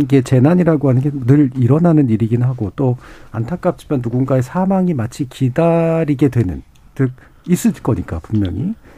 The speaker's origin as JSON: {"language": "Korean", "region": "Seoul", "country": "South Korea", "tie": "born or raised there", "said": "전 어렸을 때부터 서울에 살았습니다만"}